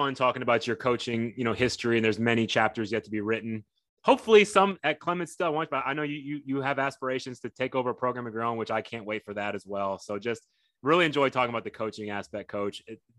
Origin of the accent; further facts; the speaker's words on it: Tokyo, Japan; born there; my mom's Japanese. I was born in Tokyo. You know, my dad was in the military, and that's how he's mm-hmm. ended up in Japan. So I was born there.